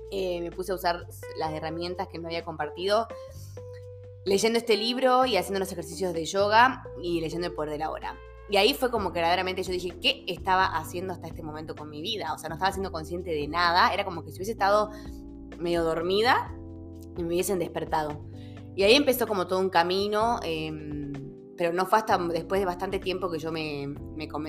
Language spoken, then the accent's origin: Spanish; Salta, Argentina; also born or lived in Buenos Aires; Soy de acá de Salta. Nací en Betam.